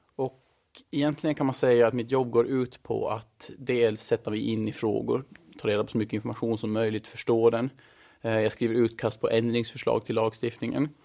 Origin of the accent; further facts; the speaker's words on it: Mariehamn, Åland Islands; moved away as an adult; also born or lived in Stockholm, Sweden; now in Brussels, Belgium; Jag är född och uppvuxen i Mariehamn